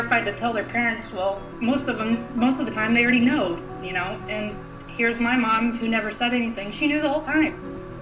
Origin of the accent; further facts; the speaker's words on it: Central Illinois, United States; moved away as an adult; now in New York City, United States; I'm originally from the Midwest, Central Illinois to be exact, of a tiny farming community, about 1,300 people